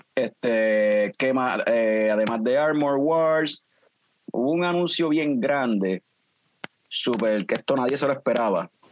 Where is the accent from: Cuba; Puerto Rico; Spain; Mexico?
Puerto Rico; Ponce; now in Aguadilla, Puerto Rico; yo soy original de Ponce, Fran es de Vega Baja, pero estamos establecidos pues por cuestión de trabajo, estamos en, Aguadilla